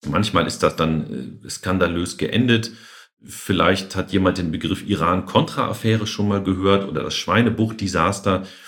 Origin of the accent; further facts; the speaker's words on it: Germany; bei uns in Deutschland